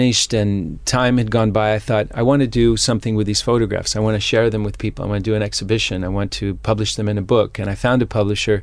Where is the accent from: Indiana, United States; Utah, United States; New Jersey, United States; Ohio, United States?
Utah, United States; moved away; also born or lived in California; I was born in California, but I grew up in Utah